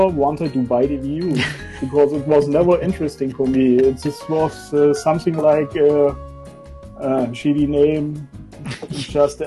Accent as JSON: {"language": "English", "region": "East Germany", "country": "Germany", "tie": "born or raised there", "said": "I was born in East Germany, and East Germany didn't have video games for a long time"}